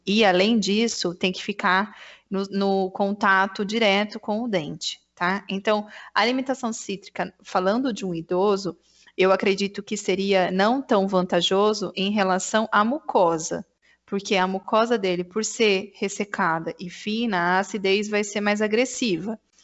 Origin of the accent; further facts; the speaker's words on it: Santa Bárbara d'Oeste, São Paulo, Brazil; eu sou de Santa Bárbara do Oeste